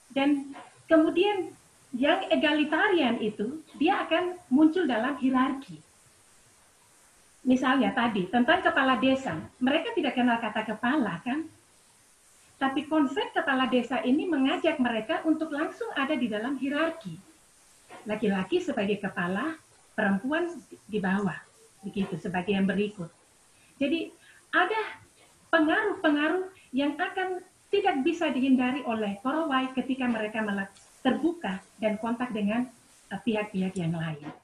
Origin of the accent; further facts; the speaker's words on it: Biak, Papua, Indonesia; Misalnya saya dari Biak, suara perempuan itu ada, ya.